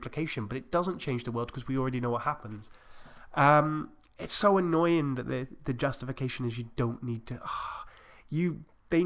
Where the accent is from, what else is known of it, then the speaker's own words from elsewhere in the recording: United Kingdom; I'm British